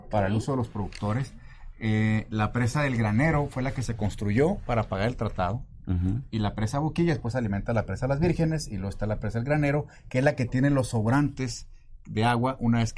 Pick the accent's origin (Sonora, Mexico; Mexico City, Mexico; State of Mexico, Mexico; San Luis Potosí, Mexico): Mexico City, Mexico; also born or lived in Chihuahua; Yo nací en el DF, nací en México. ¡Eso! Soy chilanguito.